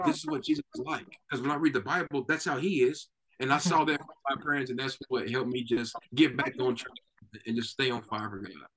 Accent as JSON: {"language": "English", "town": "Knoxville", "region": "Tennessee", "country": "United States", "tie": "born or raised there", "moved": "as an adult", "lives_now": "Texas, United States", "said": "both me and my wife were born and raised in Knoxville, Tennessee"}